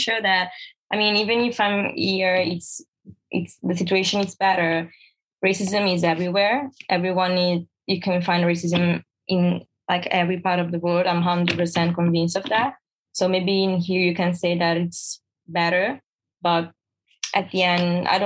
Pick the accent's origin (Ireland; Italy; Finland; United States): Italy; moved away as an adult; now in London, United Kingdom; I was born in Italy, you know, in Italy, fashion, it's a really big thing and everyone is so focused on fashion. So yeah, I think I grew up like surrounded by this environment